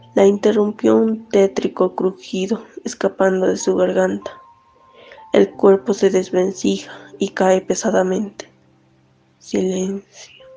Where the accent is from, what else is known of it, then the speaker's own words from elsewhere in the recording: La Paz, Bolivia; soy de La Paz, Bolivia, tengo 24 años